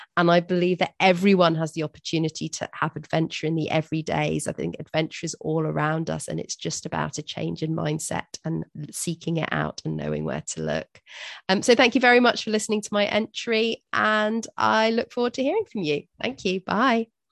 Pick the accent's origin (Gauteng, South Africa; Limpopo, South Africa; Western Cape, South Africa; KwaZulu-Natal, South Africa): KwaZulu-Natal, South Africa; Durban; I'm from South Africa myself, from Durban